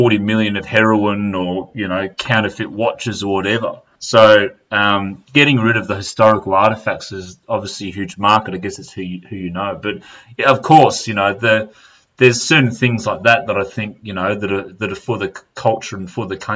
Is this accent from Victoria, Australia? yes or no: yes; Melbourne, Victoria, Australia; I've come from Australia